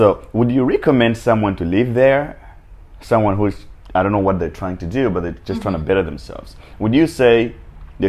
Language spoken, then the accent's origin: English; Lilongwe, Central Region, Malawi; also born or lived in Delft, Cape Town; now in Cape Town, South Africa; Lilongwe Area 25, so it's a ghetto as well.